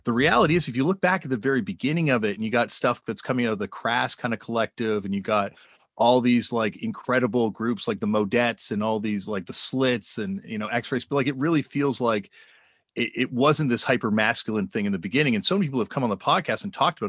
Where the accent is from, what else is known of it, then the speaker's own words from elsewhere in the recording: Canada; I'm from Canada